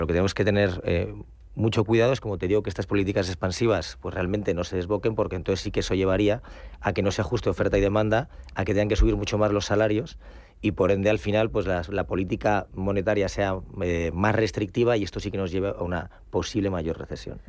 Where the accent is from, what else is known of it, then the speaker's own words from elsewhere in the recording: Ciudad Rodrigo, Castile and León, Spain; moved away; me escapo a mi tierra, Salamanca, Ciudad Rodrigo